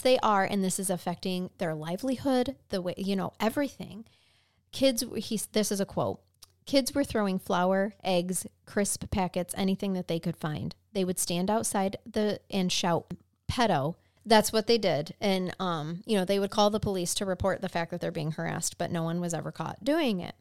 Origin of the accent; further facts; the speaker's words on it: United States; as an American.